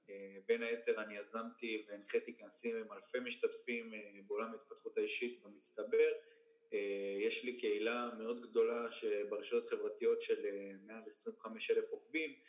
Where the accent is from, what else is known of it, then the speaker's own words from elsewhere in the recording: Ashdod, Southern District, Israel; also born or lived in Tiberias; אני גדלתי, ב... נולדתי בטבריה, בגיל 4-5 עברתי לאשדוד.